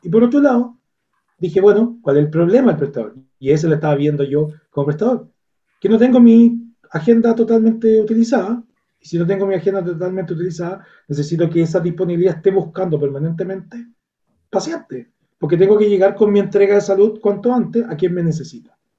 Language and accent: Spanish; Viña del Mar, Valparaíso, Chile; yo soy de Viña del Mar, una región